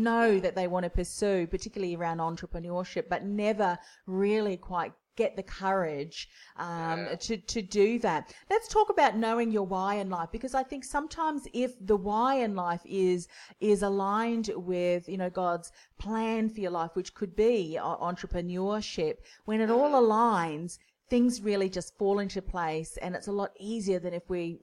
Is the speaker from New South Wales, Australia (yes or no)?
no; Melbourne, Victoria, Australia; not only in Australia, but based in my hometown